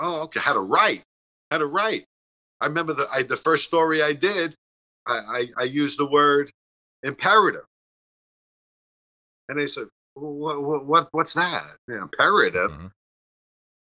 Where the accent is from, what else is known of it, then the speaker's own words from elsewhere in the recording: New York City, New York, United States; We're both from Staten Island